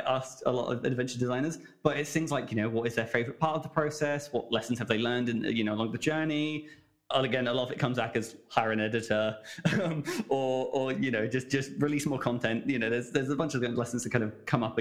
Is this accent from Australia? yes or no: no; England, United Kingdom; me as an English person